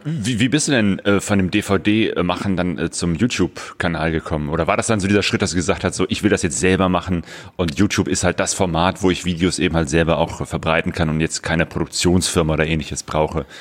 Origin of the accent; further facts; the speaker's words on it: Bergisches Land, North Rhine-Westphalia, Germany; now in Ruhr area, Germany; Ich lebe jetzt seit auch ungefähr 25 Jahren im, äh, im Ruhrpott. komme ursprünglich aus dem Bergischen Land